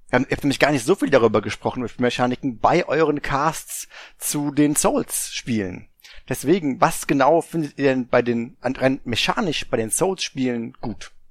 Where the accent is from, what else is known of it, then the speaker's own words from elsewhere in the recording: Germany; Hör ich da ein kleines Mimimi? Ja, ich bin Deutscher.